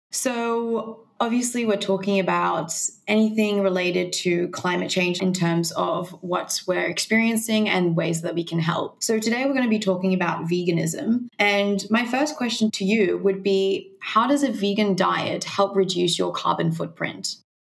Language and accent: English; Mexico; now in Australia; I was vegan for five years when I was growing up in Mexico